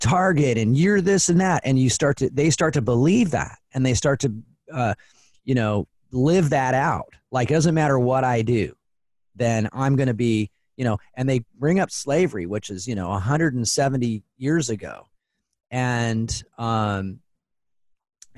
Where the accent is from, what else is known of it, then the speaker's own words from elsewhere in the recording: Spokane, Washington, United States; also born or lived in Portland; now in Seattle, United States; I grew up in Spokane, and I've lived in Portland and in Seattle now.